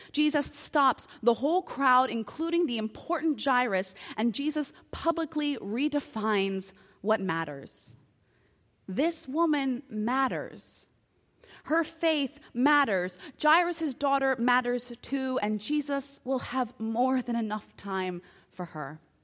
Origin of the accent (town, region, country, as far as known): United States